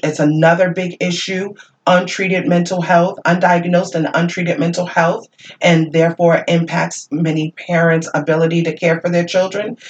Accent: Worcester, Massachusetts, United States; I grew up in this community. And because I grew up in Worcester

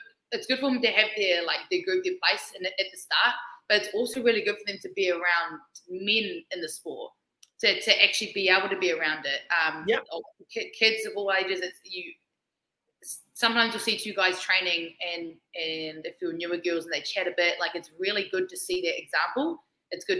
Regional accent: New Zealand; I'm Kiwi.

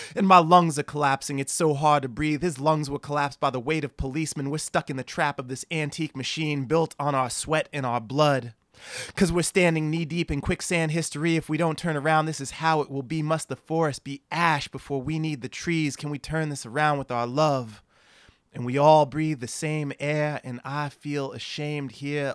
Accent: New Jersey, United States; moved away as an adult; also born or lived in Boston; now in San Diego, United States; I grew up in New Jersey, went to school in Boston

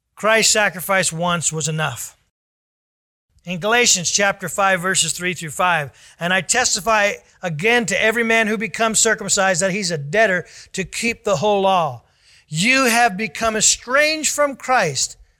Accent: United States

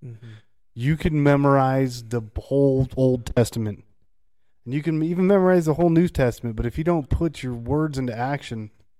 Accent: United States; Because I'm an American, and we're in America.

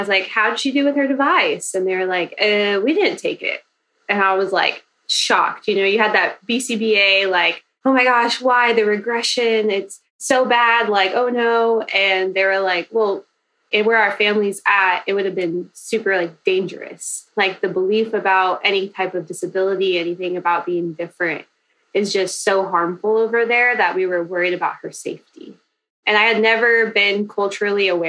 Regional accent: Kansas, United States; now in Houston, United States; I'm originally from Kansas, but I live in Houston, Texas

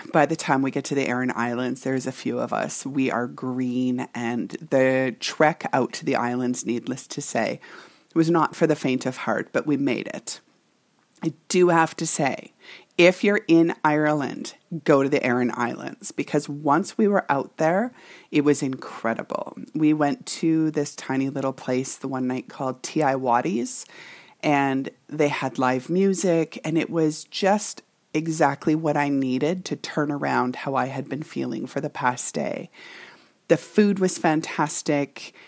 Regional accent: Canada; this Canadian girl who can typically hold her own

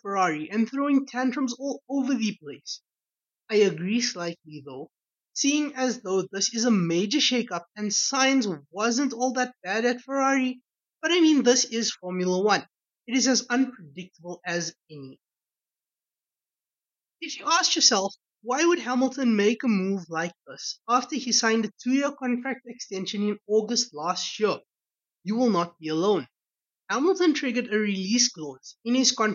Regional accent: South Africa; As a South African

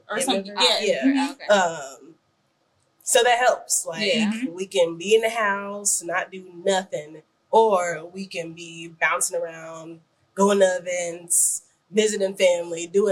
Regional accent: Chicago, Illinois, United States; I'm from the Chicago area

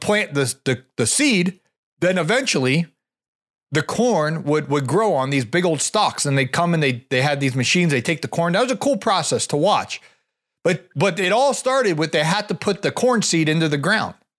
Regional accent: Ohio, United States; I grew up in Ohio

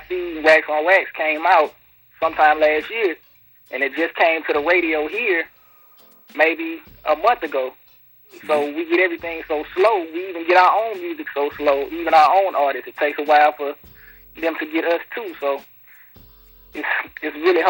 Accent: Mississippi, United States; also born or lived in New Orleans, Louisiana; Well, I was born in New Orleans. I spent a little time in the Ninth Ward before I moved to Mississippi. I just grew up in Mississippi, but my whole family all traced back to New Orleans on my mother's side

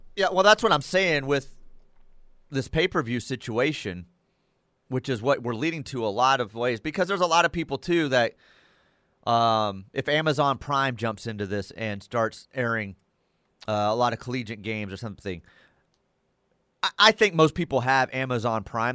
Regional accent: Dallas, Texas, United States; growing up in the Dallas area, the way I did with the Von Erichs and the Freebirds

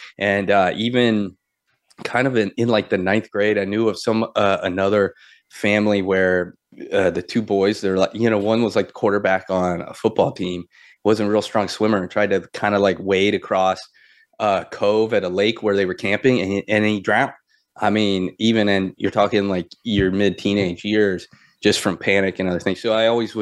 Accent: Florida, United States; we grew up in Florida

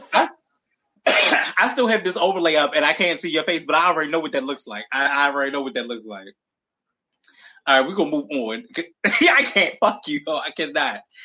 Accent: Baltimore, Maryland, United States; we're both from Baltimore

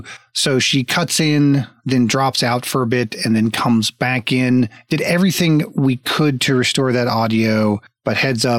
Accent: Florida, United States; also born or lived in Texas; I grew up in Florida and Texas.

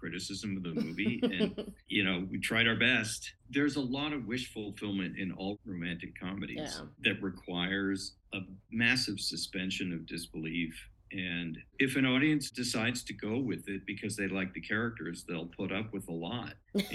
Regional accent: San Francisco, California, United States; San Francisco, which I have a lot because it's my hometown

